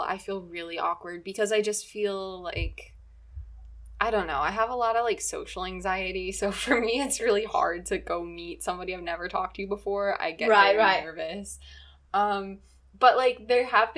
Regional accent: United States; growing up in America

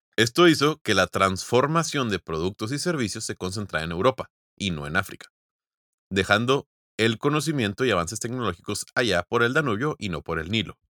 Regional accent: Mexico; nosotros somos vecinos de Estados Unidos

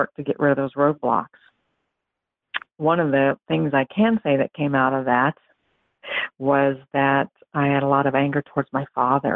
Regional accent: Western Kansas, United States; also born or lived in Lawrence, Kansas; now in Florida, United States; I'm from Western Kansas, about 5 hours southwest of Lawrence

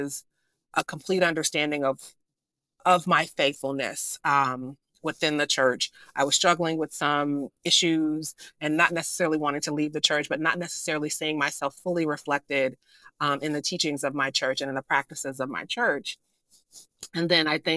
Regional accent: Memphis, Tennessee, United States; I grew up in Memphis, Tennessee, in the Diocese of Memphis.

